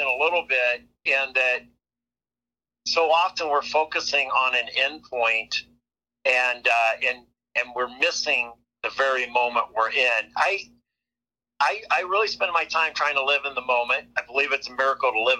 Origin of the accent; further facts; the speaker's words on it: a farm an hour north of Omaha, Nebraska, United States; also born or lived in Ohio; I grew up an hour north of here on a farm